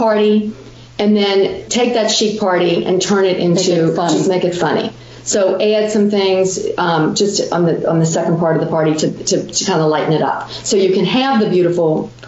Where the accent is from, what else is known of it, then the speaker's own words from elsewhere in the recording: Cincinnati, Ohio, United States; we're sisters from the Midwest. We grew up in Cincinnati